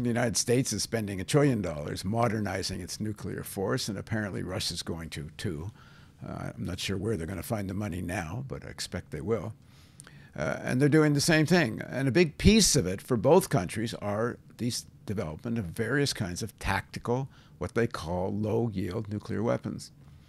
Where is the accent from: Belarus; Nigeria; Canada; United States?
Canada; I'm Canadian.